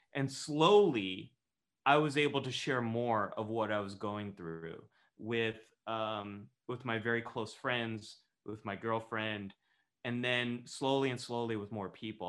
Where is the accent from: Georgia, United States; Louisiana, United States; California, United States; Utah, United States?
California, United States; Northern; I grew up in Northern California